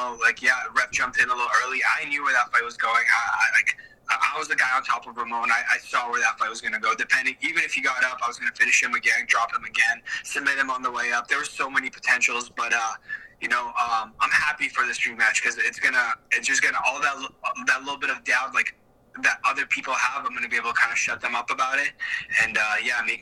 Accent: Toronto, Ontario, Canada; in front of my hometown

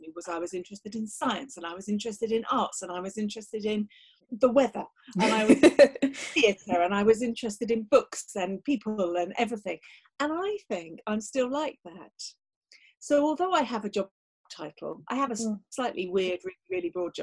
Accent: Kent, South East England, United Kingdom; I grew up in Kent. I come from an Irish

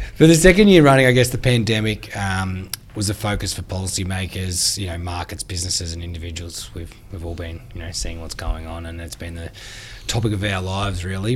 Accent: Australia; I've seen it in my hometown

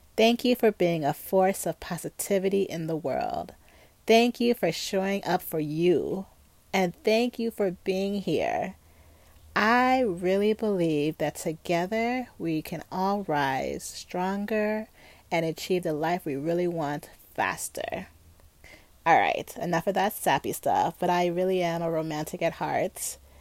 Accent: suburbs of Chicago, Illinois, United States; I come from Ghanaian parents and grew up in the suburbs of Chicago

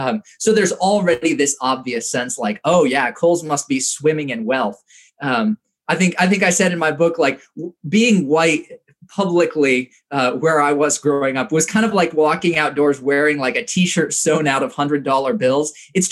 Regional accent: Indonesia; I think one of the things that was very shaped by my experience growing up in Indonesia was the way that I thought about wealth.

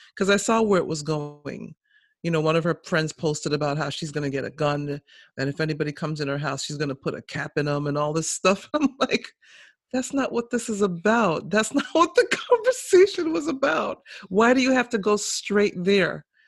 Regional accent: St. Kitts & Nevis; moved away; I was born in St. Kitts

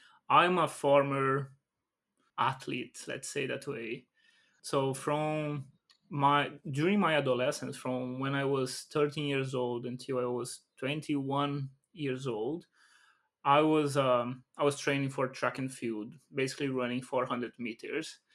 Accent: Brazil; I come from Brazil

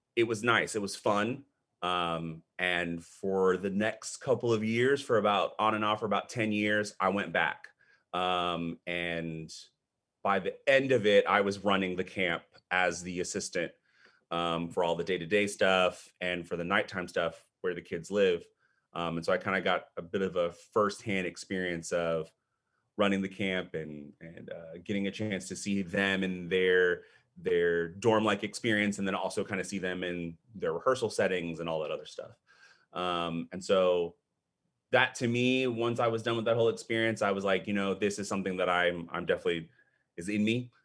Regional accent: Austin, Texas, United States; also born or lived in Panama City, Panama / Wichita Falls, Texas; I've pretty much, um, grown up in the Austin area

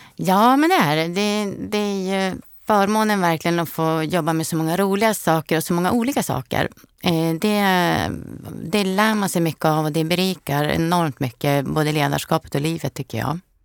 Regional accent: Frösön, Jämtland, Sweden; moved away as an adult; also born or lived in Stockholm / Sörmland; Jag är ju född och uppvuxen på Frösön

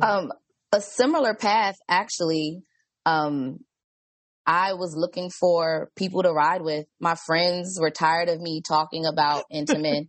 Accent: Washington, District of Columbia, United States; I'm from DC.

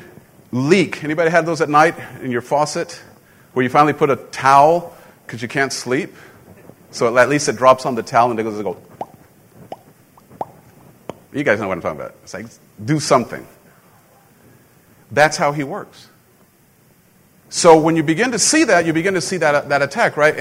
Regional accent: Mexico; moved away; growing up in Mexico, you know, guns, you don't have guns down there

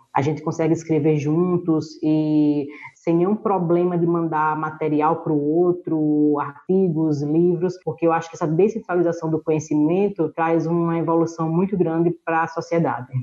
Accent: Northeast Region, Brazil; a gente fala aqui no Nordeste

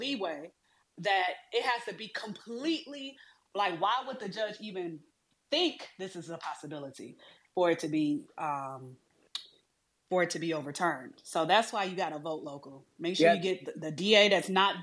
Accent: Detroit, Michigan, United States; I'm from Detroit.

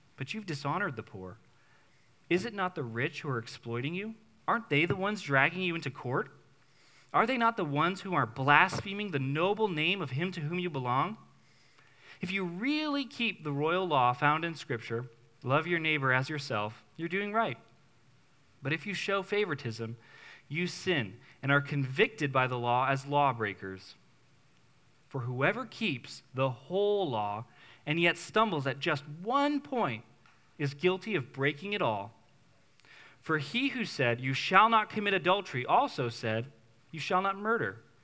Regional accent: New England, United States; moved away; I'm a New Englander. I will never badmouth New England outside of New England, okay? I, I love my hometown

